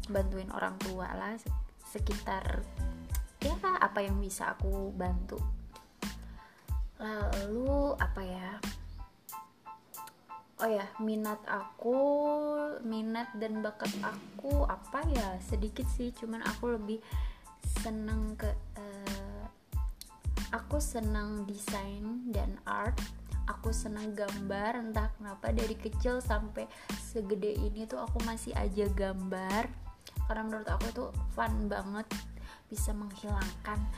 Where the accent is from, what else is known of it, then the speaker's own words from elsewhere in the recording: Banjar, West Java, Indonesia; Aku adalah orang Banjar Jawa Barat.